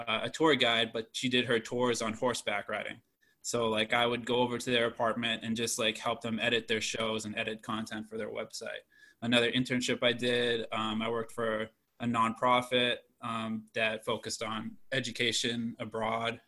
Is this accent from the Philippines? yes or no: no; Shrewsbury, Massachusetts, United States; moved away as an adult; now in Washington, D.C., United States; I was born in Shrewsbury. I lived there my whole life, and I went to Shrewsbury High.